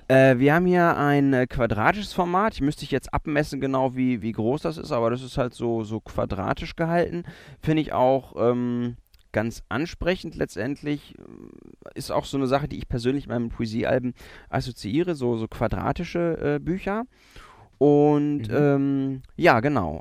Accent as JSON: {"language": "German", "country": "Germany", "said": "wir ähm, mit unserer Geschichte als, als Deutsche"}